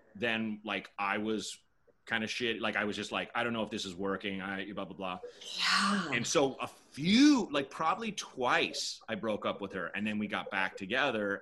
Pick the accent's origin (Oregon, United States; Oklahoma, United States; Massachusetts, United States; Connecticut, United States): Oregon, United States; Portland; moved away as an adult; also born or lived in Chicago / New York; I was born in Chicago. My parents left when I was two. Mm. I grew up in Portland, Oregon